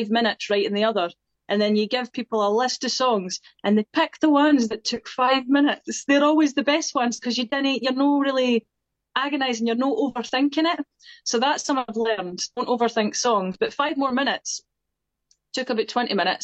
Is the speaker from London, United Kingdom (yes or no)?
no; Scotland, United Kingdom; accent: Scottish; I used to sing in my accent when I was wee